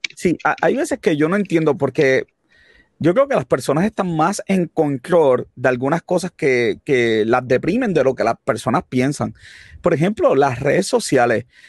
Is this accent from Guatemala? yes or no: no; Puerto Rico; nos debe preocupar como puertorriqueños